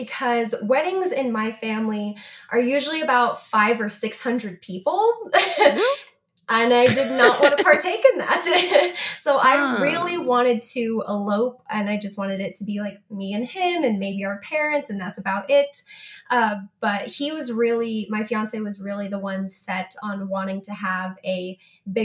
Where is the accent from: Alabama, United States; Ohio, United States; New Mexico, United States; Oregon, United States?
New Mexico, United States; We're both from New Mexico.